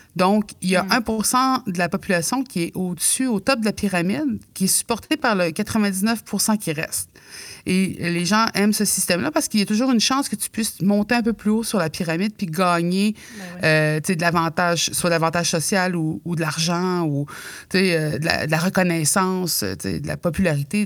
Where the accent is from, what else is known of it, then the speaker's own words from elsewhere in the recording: Mingan, Quebec, Canada; je viens de Mingan, je suis nous de, la basse côte nord